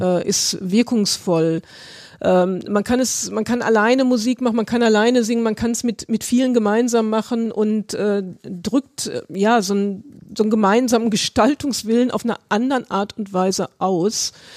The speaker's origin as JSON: {"language": "German", "region": "Berlin", "country": "Germany", "said": "ich komme ja aus Berlin"}